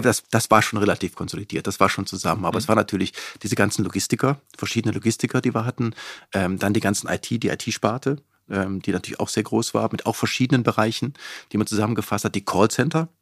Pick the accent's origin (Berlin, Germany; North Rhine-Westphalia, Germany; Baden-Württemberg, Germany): North Rhine-Westphalia, Germany; Cologne-Bonn area; moved away as an adult; also born or lived in Seattle, United States / Gütersloh, Germany; ich komme aus dem Kölnbronner Raum